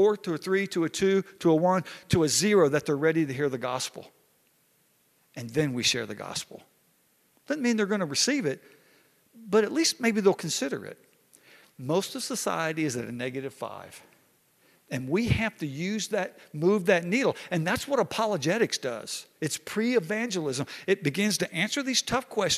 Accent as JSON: {"language": "English", "town": "Hot Springs", "region": "Arkansas", "country": "United States", "tie": "born or raised there", "said": "me growing up in Hot Springs, Arkansas"}